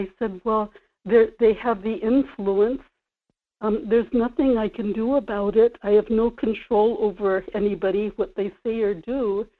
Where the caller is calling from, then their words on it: Kodiak, Alaska, United States; in Kodiak.